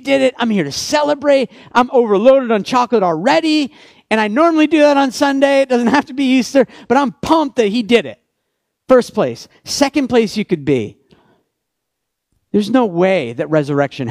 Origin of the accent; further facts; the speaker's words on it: Canada; I'm Canadian